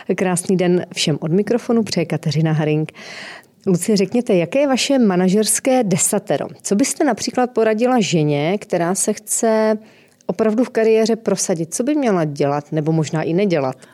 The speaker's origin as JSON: {"language": "Czech", "region": "Northern Moravia", "country": "Czechia", "tie": "born or raised there", "said": "pocházím také ze severní Moravy"}